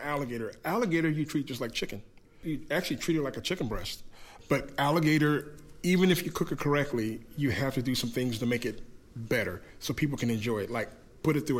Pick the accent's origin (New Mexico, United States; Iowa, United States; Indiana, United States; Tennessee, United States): Iowa, United States; I'm from Iowa, we're all about pork and beef